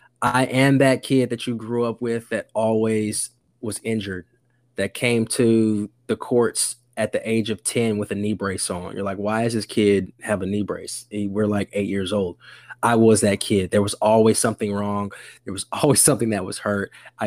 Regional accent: Fort Campbell, Kentucky, United States; also born or lived in Germany; Born in Germany, moved around the country. And I say I'm from Kentucky because I spent most of my life there as an adolescent through high school.

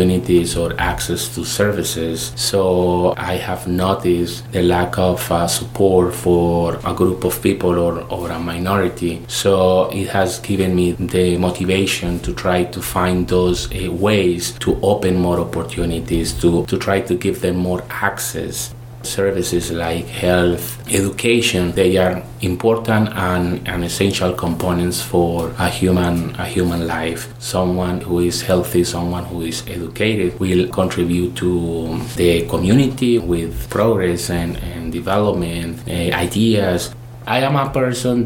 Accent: Colombia; moved away as an adult; now in Bloomington, United States; during my college in Colombia, I am originally from Colombia

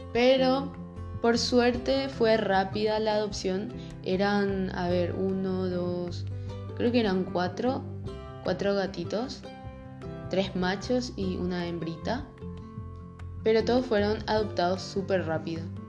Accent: Paraguay; soy de Paraguay

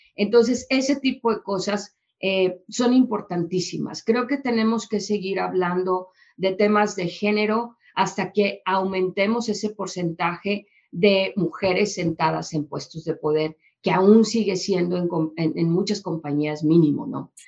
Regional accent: Mexico; yo mexicana, que vengo de, que vengo de eh, una experiencia en Holanda

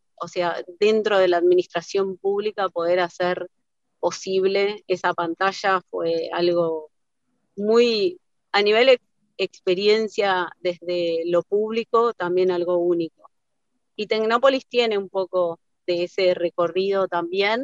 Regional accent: Argentina; nos define no solo como argentinos, sino también como latinoamericanos

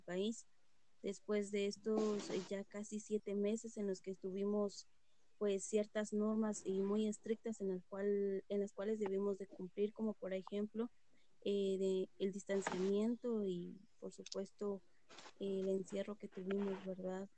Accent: San Cristóbal Totonicapán, Totonicapán, Guatemala; soy originaria de San Cristóbal, Totonicapán

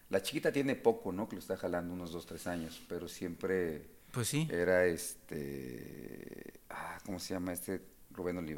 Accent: Mexico City, Mexico; soy de la Ciudad de México

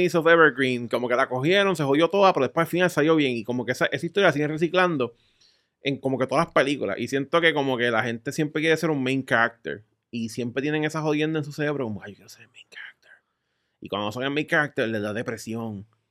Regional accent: Puerto Rico; soy de Puerto Rico

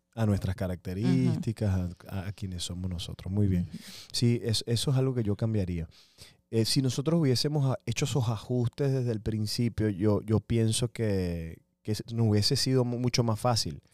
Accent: Venezuela; Yo soy venezolano

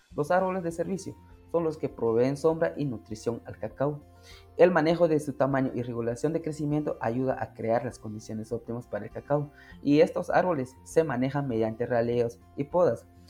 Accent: San Agustín Lanquín, Alta Verapaz, Guatemala; soy del municipio de San Agustín Lanquín, Alta Verapaz

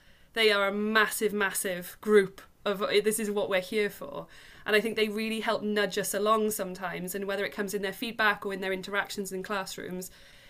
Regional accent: Swansea, Wales, United Kingdom; and then was so happy to get back to Swansea. And as much as I'm from Swansea anyway, there was something about coming back to it

